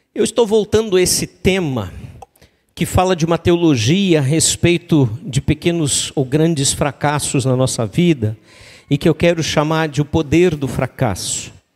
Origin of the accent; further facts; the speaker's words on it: Três Coroas, Rio Grande do Sul, Brazil; moved away as an adult; also born or lived in Gramado; eu sou natural de Três Coroas